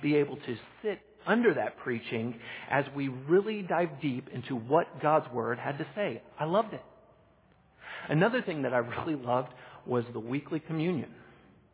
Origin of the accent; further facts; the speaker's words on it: Texas, United States; moved away; Back in my home country of Texas, I grew up in a really small town